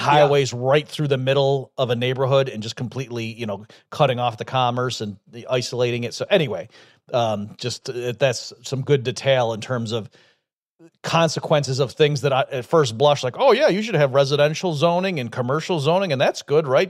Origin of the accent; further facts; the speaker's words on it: upstate New York, United States; I grew up in upstate New York